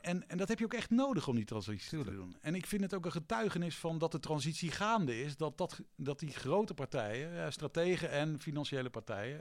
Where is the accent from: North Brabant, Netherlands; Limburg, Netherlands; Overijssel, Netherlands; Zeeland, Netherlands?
Zeeland, Netherlands; Vlissingen; moved away; also born or lived in Breda; ik kom niet uit Zeeland, maar ik kom ook nog uit Vlissingen.